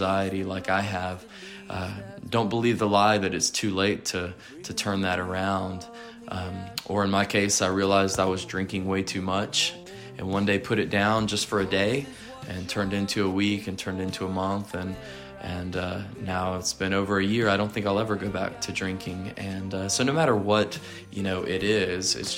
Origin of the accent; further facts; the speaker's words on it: Atlanta, Georgia, United States; I love being a Southerner